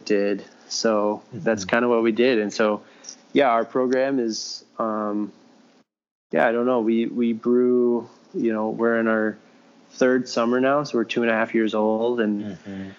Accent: Wisconsin, United States; moved away as an adult; also born or lived in Chicago; now in Milwaukee, United States; We're from Wisconsin

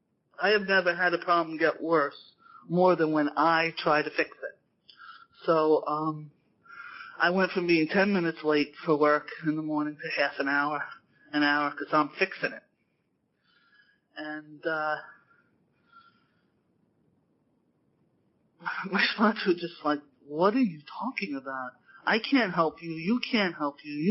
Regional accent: New York, United States; being a New Yorker

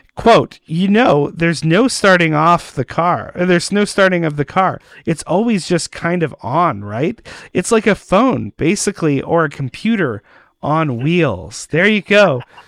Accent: Winnipeg, Manitoba, Canada; I'm from Winnipeg

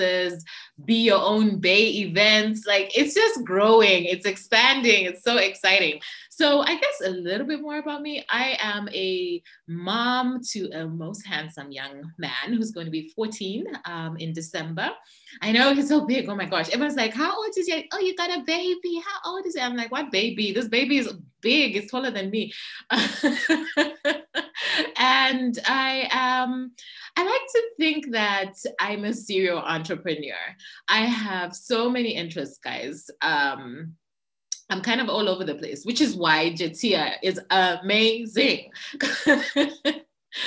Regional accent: Zambia; I'm from Zambia

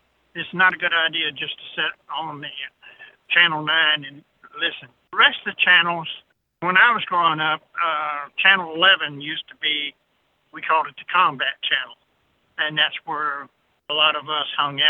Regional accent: Arkansas, United States; I'm from Arkansas as well

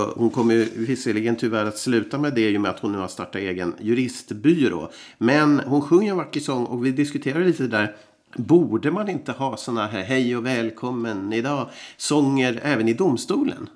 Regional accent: Umeå, Västerbotten County, Sweden; now in Finland; vi från Umeå, där jag växte upp

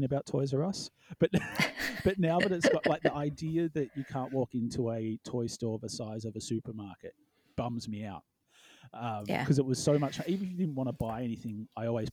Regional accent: Melbourne, Victoria, Australia; how I viewed Melbourne in the north, completely different. You know, like, the city was a 15-minute cab ride when I was 18

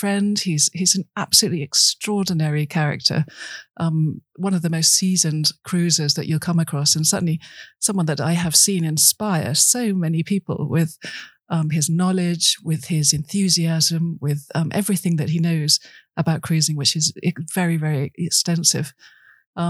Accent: Birmingham, West Midlands, United Kingdom; moved away; I grew up in Birmingham, which is about as far as the sea, far from the sea as you can get.

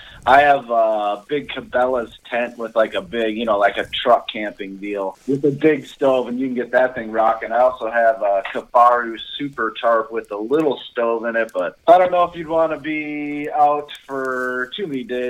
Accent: Minnesota, United States; 35 years old, live in Minnesota my whole life. Grew up in the outdoors

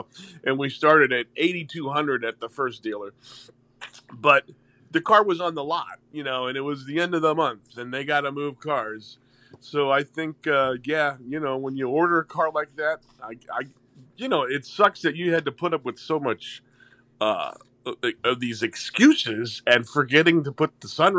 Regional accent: St. Louis, Missouri, United States; They see that I'm Italian. I grew up on the Hill, which is the Italian Little Italy of St. Louis.

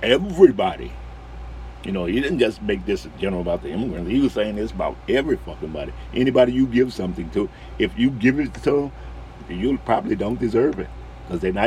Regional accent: New Orleans, Louisiana, United States; I'm from New Orleans

